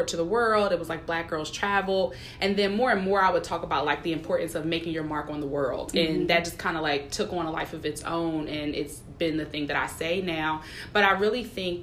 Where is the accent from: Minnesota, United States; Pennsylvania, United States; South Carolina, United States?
Pennsylvania, United States; Philadelphia; Originally from Philadelphia